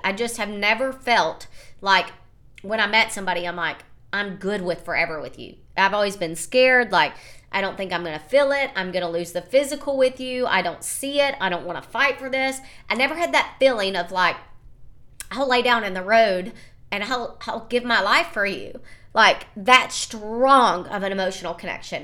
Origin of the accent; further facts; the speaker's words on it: United States; obviously I'm American. I told you I was American.